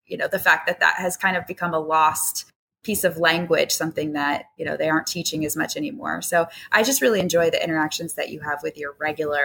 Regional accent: United States; as an American, unfortunately, we do not get that much time off per year

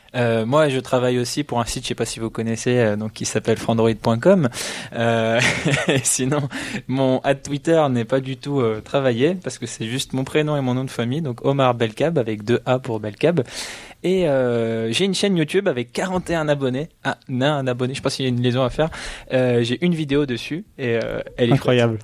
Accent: Belgium; en tant que belge

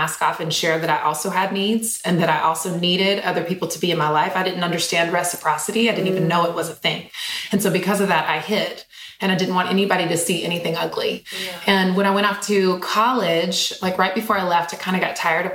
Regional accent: Eden, North Carolina, United States; I grew up in a tiny little small town in Eden, North Carolina. So literally like 14,000 people in my hometown

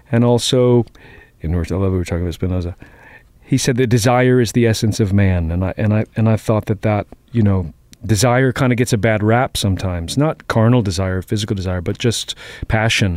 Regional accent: Boston, Massachusetts, United States; I grew up in Jamaica Plain

